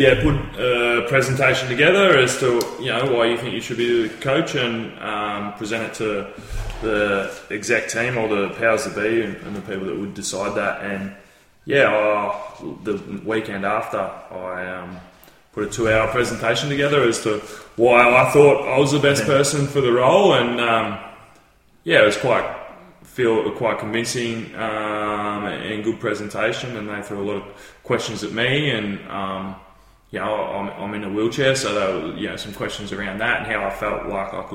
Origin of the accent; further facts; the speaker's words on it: Phillip Island, Victoria, Australia; I grew up in Phillip Island